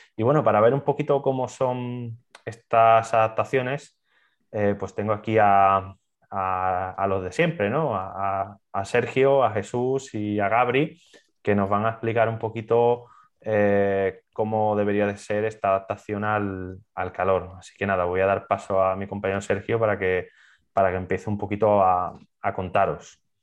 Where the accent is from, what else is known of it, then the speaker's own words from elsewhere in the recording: Seville, Andalusia, Spain; gente que somos de Sevilla